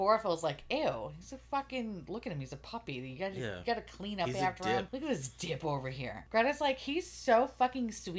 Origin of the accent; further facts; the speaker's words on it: New York City, New York, United States; I grew up in Queens